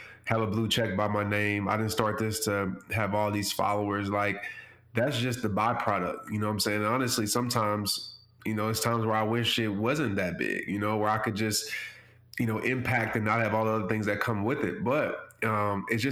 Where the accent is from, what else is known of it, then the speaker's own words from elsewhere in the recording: New Orleans, Louisiana, United States; growing up in New Orleans